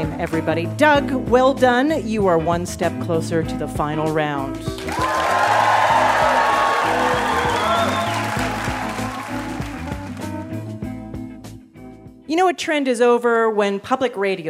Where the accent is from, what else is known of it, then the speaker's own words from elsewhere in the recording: Canada; I'm from Canada. I'm from Canada